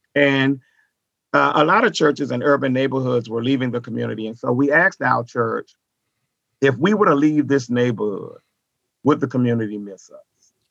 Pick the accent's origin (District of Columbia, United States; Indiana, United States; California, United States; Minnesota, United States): District of Columbia, United States; Washington; moved away as an adult; now in Dallas, United States; I was born in Washington, D.C.